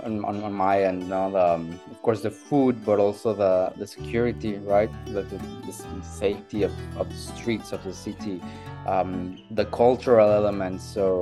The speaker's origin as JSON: {"language": "English", "town": "Tijuana", "region": "Baja California", "country": "Mexico", "tie": "born or raised there", "also_born_or_lived": "Italy / Australia / United States / Austria", "moved": "yes", "lives_now": "Portugal", "said": "born and raised in Tijuana, actually, it was border California. Okay. So Mexico, and that I think, yeah, belongs to my personality and also to my being in terms of like a bit of bicultural angle."}